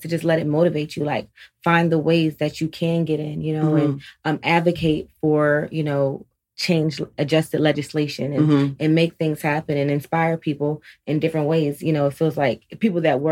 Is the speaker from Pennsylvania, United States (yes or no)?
yes; Philadelphia, Pennsylvania, United States; moved away; also born or lived in Columbus, Ohio; initially I'm from Philadelphia, born and kind of raised also in Columbus. Spent a lot of time in Columbus